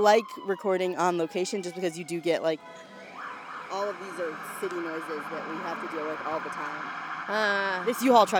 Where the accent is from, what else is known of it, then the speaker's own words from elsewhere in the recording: Charlotte, North Carolina, United States; now in New York, United States; where I grew up in the South, like, where black people live is, like, miles away from where affluent white people live. So, like, it's very easy in Charlotte to only see people who are in your socioeconomic range.